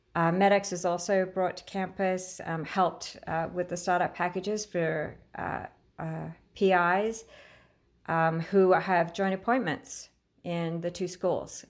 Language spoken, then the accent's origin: English; Queensland, Australia; moved away as an adult; now in United States; I grew up in Australia